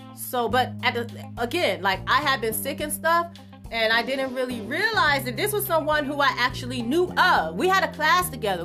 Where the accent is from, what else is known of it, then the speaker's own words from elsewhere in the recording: Miami, Florida, United States; I'm from Overtown too